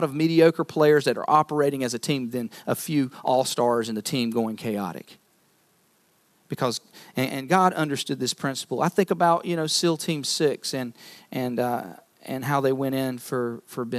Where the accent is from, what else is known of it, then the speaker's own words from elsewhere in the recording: North Carolina, United States; moved away; I'm from North Carolina, so basketball, college basketball is kind of the thing there